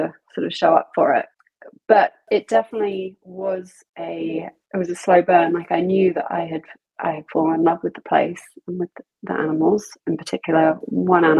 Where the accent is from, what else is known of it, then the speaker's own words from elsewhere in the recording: South of England, United Kingdom; I am from England. I grew up in the south of England